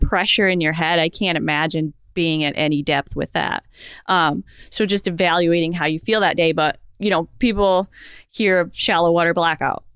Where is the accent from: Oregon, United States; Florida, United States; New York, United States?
Florida, United States; also born or lived in Naples, Florida; I'm from Florida.